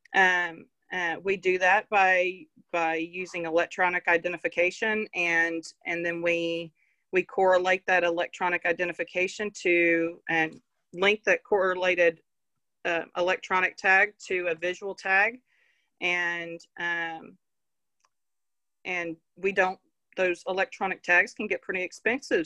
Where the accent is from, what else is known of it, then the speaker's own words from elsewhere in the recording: Fort Worth, Texas, United States; I grew up on a ranch just north of Fort Worth.